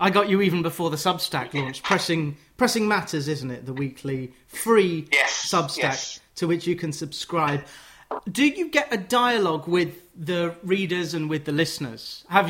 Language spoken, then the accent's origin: English; London, United Kingdom; I'm a Londoner